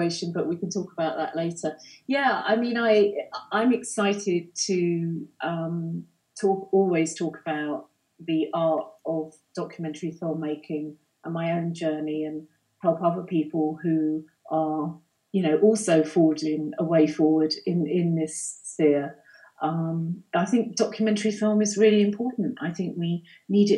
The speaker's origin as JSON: {"language": "English", "region": "London", "country": "United Kingdom", "tie": "born or raised there", "moved": "as an adult", "said": "I'm not a native. I grew up in London"}